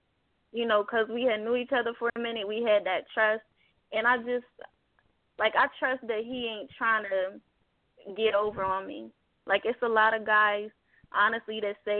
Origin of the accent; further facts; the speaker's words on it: Harrisburg, Pennsylvania, United States; moved away as an adult; now in Atlanta, United States; we was in my hometown at the time, Harrisburg